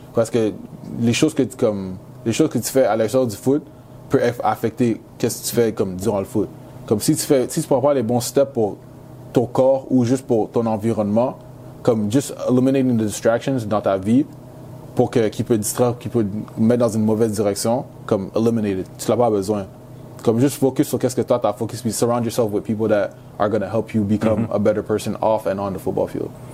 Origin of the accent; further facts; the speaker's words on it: Quebec, Canada; first language English; French is a second language; moved away as an adult; now in Syracuse, United States; comme je suis né au Canada, je suis canadien